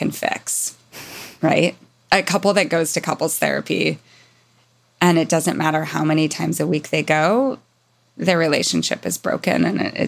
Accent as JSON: {"language": "English", "region": "Mountain West", "country": "United States", "tie": "born or raised there", "said": "growing up in the Mountain West"}